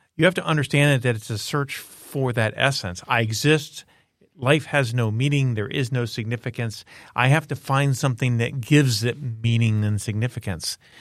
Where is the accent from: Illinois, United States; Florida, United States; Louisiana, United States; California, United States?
Florida, United States; Miami; I grew up in Miami, Florida